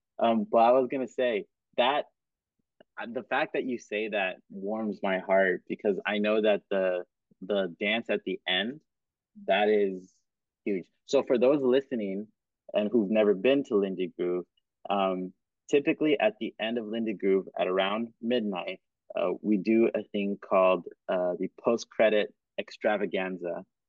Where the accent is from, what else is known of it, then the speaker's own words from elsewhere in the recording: Cameroon; also born or lived in Kenya; because I grew up in Cameroon and Kenya, and so dancing coupe décalé